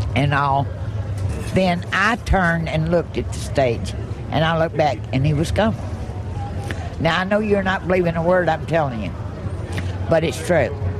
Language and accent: English; Franklin, Tennessee, United States; Franklin, Tennessee, in my hometown